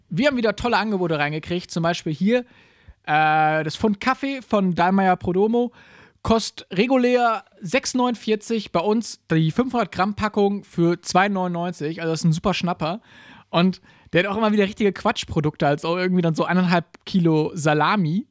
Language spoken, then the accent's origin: German; Gießen, Hesse, Germany; bei uns in Gießen